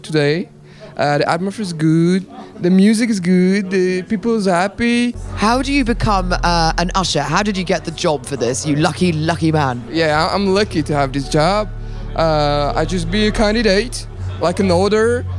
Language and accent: English; Paris, Île-de-France, France; I'm from Paris